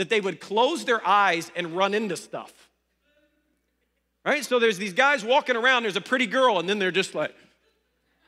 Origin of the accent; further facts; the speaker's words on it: Ohio, United States; moved away; I grew up in Ohio